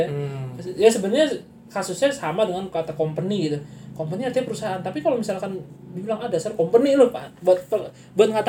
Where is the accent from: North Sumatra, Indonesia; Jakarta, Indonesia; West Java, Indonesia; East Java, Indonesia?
Jakarta, Indonesia; tradisi, tradisi kita juga orang Betawi juga kadang-kadang mau ikut ikut ikutan juga di, di tradisi Cina gitu.